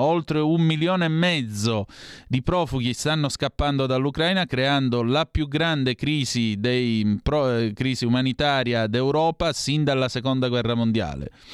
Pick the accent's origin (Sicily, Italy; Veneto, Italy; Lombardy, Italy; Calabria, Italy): Calabria, Italy; dalle mie parti in Calabria